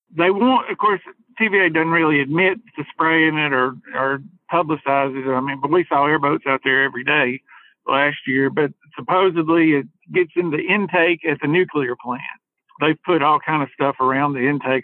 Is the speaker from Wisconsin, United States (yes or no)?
no; Hartselle, Alabama, United States; I grew up in in Hartford, which is 15 minutes from Wheeler and Decatur, and you know, so I've I fished wheeler my entire life.